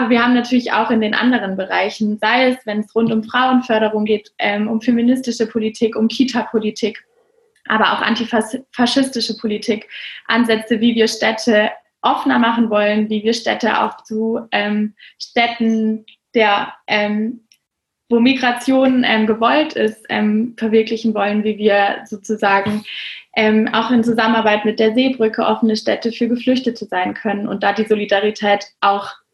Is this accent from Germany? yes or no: yes; Freiburg, Baden-Württemberg, Germany; Ich komme aus Freiburg.